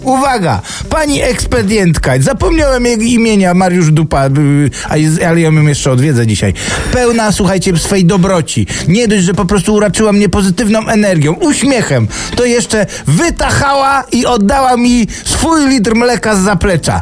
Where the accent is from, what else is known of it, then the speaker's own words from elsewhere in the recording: Silesian Voivodeship, Poland; Jak to się godo u nas na Śląsku